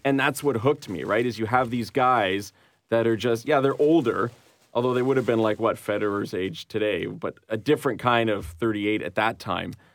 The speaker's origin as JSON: {"language": "English", "town": "Montreal", "region": "Quebec", "country": "Canada", "said": "I'm from Montreal"}